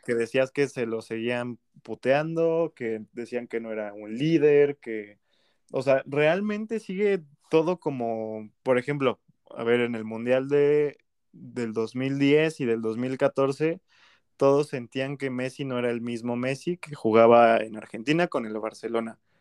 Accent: Mexico

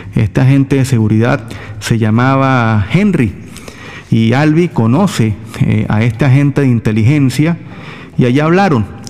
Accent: Venezuela; todos somos venezolanos

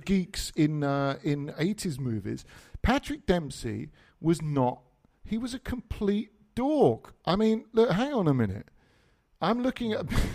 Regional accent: England, United Kingdom; accent: English; because of my English accent

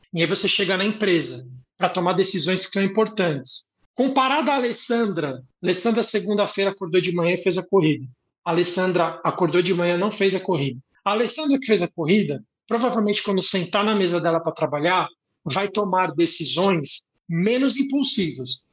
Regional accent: São Paulo, Brazil; é onde eu fui criado

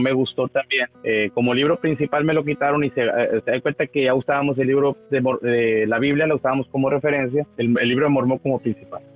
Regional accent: Guardados de Abajo, Tamaulipas, Mexico; moved away as an adult; also born or lived in Miguel Alemán, Tamaulipas; now in Mission, Texas, United States; yo soy originario de Tamaulipas, del norte de Tamaulipas, de, un pueblo que, que, se llama Guardados de Abajo, Tamaulipas

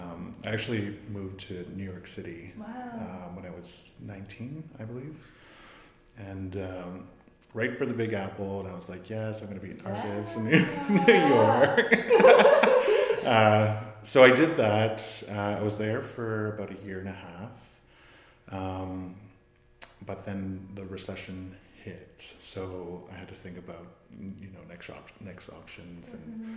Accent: Manitoulin Island, Ontario, Canada; also born or lived in Wikwemikong; I'm from Manitoulin Island, originally from Wequemecong, unceded Indian Territory. But I grew up in Chigiing, which is central Manitoulin Island

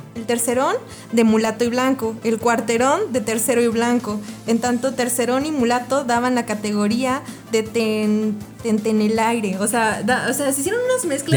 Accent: Mexico; los, mexicanos tenemos muchas raíces indígenas

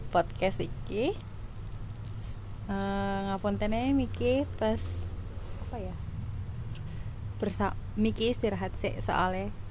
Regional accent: Bumiayu, Central Java, Indonesia; gue dari Bumi Ayu Bumi Ayu itu salah satu kota dari Kabupaten Brebes

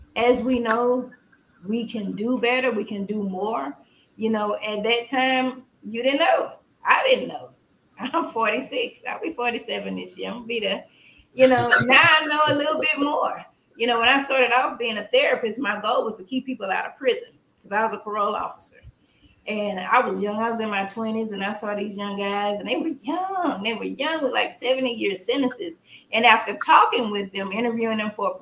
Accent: Port Arthur, Texas, United States; I'm not from the hood. I'm from Port Arthur

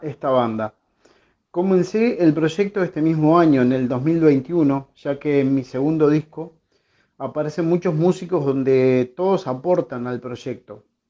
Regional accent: Montevideo, Uruguay; de Sayago, Montevideo, Uruguay

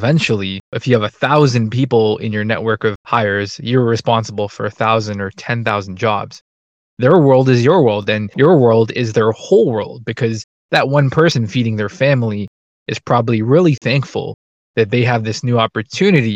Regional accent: Canada; I'm Canadian

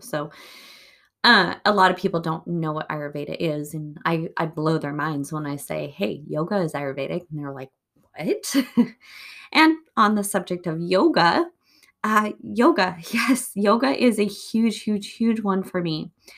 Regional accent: United States

